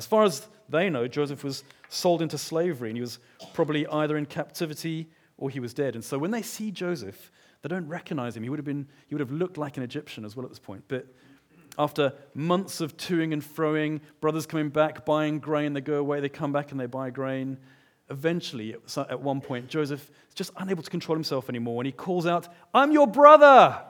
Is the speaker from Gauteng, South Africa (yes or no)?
yes; Johannesburg, Gauteng, South Africa; I grew up in Johannesburg. My parents separated when I was quite young, and we went through times of feast and times of famine.